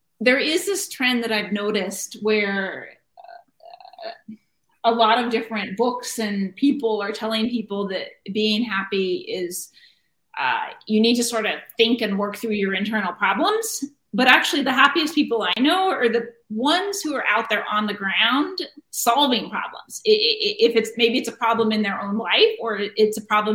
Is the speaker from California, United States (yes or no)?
yes; Cambria, California, United States; now in Sunnyvale, United States; Cambria, California